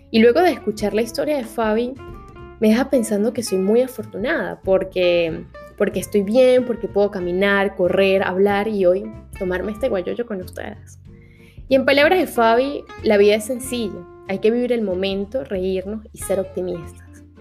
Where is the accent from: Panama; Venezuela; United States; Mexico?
Venezuela; lo que estamos acostumbrados como venezolanos